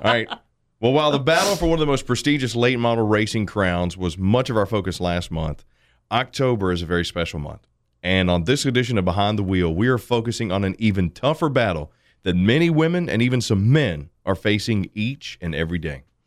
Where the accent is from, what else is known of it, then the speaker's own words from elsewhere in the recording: Boston, Massachusetts, United States; moved away; I'm from South Boston I was gonna have family there